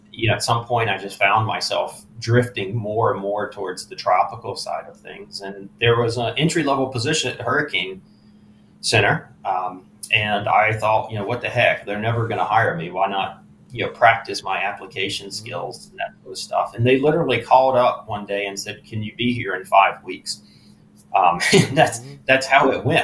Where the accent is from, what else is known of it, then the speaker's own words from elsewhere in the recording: Eastern North Carolina, United States; moved away; I grew up in Eastern North Carolina